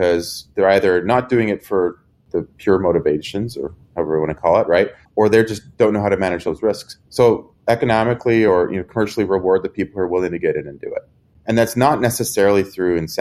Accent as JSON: {"language": "English", "country": "Canada", "said": "I'm Canadian, so there's, you know, half European, half American is kind of how we like to think about it."}